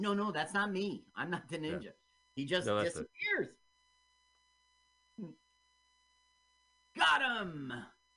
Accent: New Jersey, United States; I'm from New Jersey

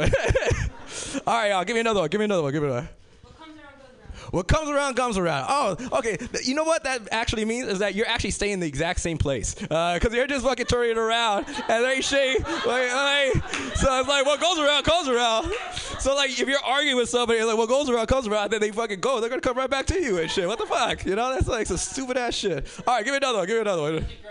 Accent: Los Angeles, California, United States; I'm originally from South Central

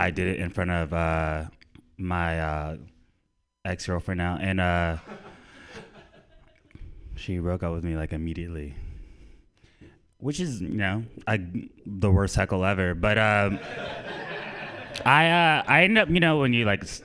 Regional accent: Orlando, Florida, United States; now in San Francisco Bay Area, United States; I am from Orlando, Florida, and I live in the Bay. I've been living here for like 7 years

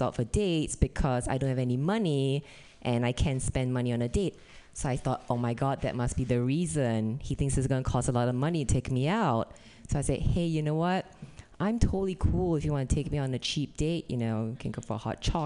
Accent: Singapore; moved away as an adult; also born or lived in Indiana; now in California, United States; I'm originally from Singapore. I came to America for college.

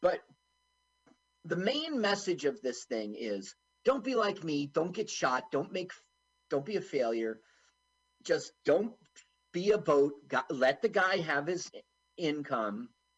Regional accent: East Coast, United States; I'm from the East Coast, not Florida.

